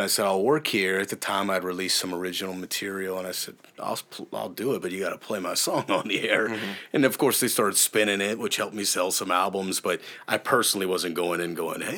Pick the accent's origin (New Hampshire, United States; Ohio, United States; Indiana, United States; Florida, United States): Ohio, United States; I'm from Ohio.